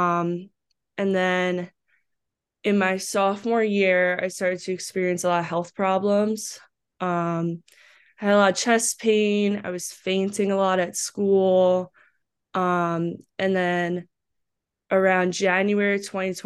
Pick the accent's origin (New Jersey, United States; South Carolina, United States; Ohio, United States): New Jersey, United States; Green Brook; moved away as an adult; also born or lived in Owings Mills, Maryland; I grew up in a small town in New Jersey, Greenbrook.